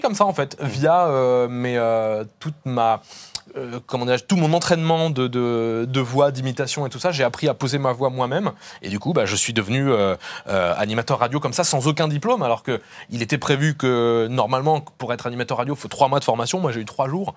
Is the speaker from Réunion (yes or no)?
yes; Réunion; moved away; je suis originaire de, de La Réunion